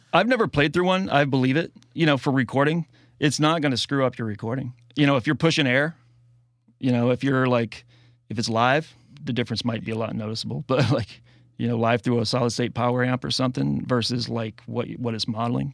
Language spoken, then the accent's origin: English; the South, United States; I grew up in the South